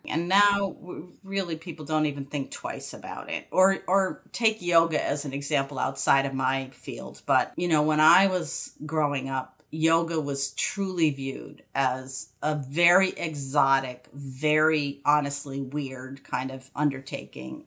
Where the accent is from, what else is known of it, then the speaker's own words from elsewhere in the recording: outside of Albany, New York, United States; I grew up outside of Albany, New York